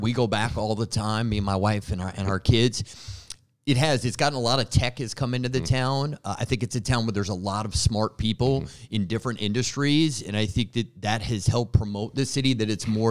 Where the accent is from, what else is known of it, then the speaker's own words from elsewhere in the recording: Madison, Wisconsin, United States; moved away as an adult; growing up in a college town like Madison, Wisconsin, college sports were a huge part of my upbringing.